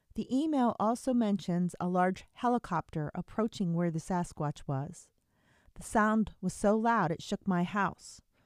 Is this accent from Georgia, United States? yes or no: no; Altoona, Pennsylvania, United States; moved away; I'm actually from the Altoona, Pennsylvania area originally, um, at least growing up, that's where I was from